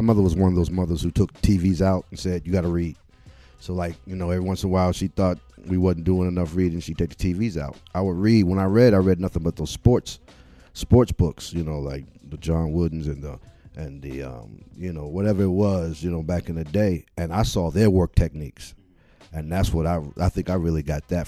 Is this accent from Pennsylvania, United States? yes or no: no; Cleveland, Ohio, United States; I'm from Cleveland, Ohio.